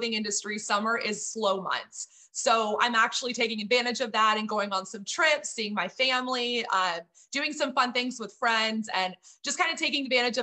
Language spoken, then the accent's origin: English; Texas, United States; moved away as an adult; also born or lived in Miami / Flint, Michigan; I'm originally from Texas